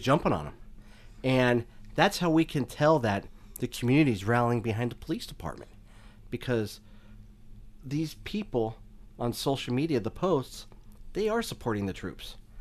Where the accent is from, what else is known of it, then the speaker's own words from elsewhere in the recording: Stockton, California, United States; also born or lived in Oakland, California; I was born in Oakland. I moved out to Stockton when I was one years old. So I've lived hmm. in the city for most of my life.